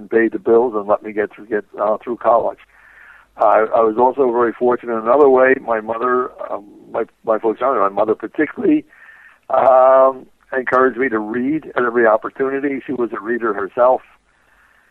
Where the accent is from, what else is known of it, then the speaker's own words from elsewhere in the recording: Philadelphia, Pennsylvania, United States; I grew up in South Philadelphia.